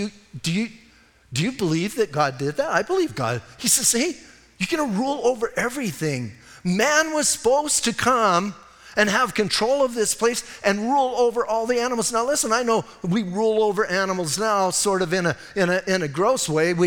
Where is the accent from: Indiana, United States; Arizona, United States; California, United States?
Arizona, United States; Bisbee; Because it's my hometown